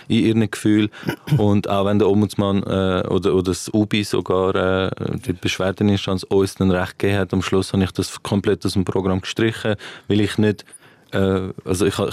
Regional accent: Winterthur, Zurich, Switzerland; ich bin Winterthurer Comedian

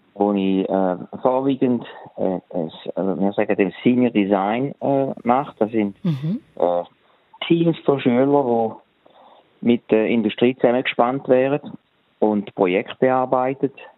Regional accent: Switzerland; moved away as an adult; now in Charlotte, United States; bei uns in der Schweiz

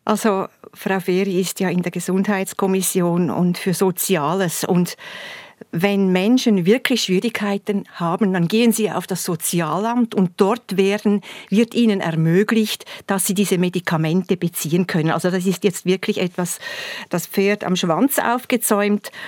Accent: Thurgau, Switzerland; bei uns im Thurgau

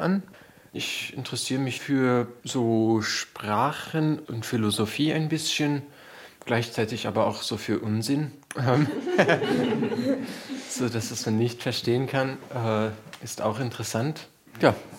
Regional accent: England, United Kingdom; German is a second language; now in Switzerland; Ich komme aus England

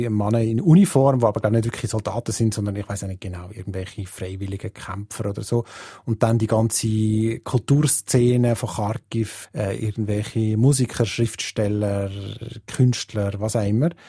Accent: Switzerland; Das ist etwas, was wir als Schweizer natürlich irgendwie uns gar nicht vorstellen können, oder?

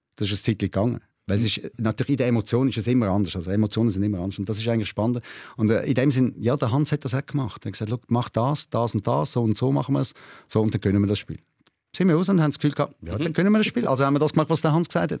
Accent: Switzerland; bei uns in der Schweiz

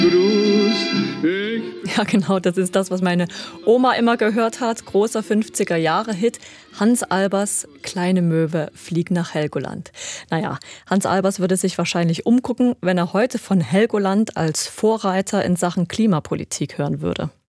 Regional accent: Germany; als Deutsche

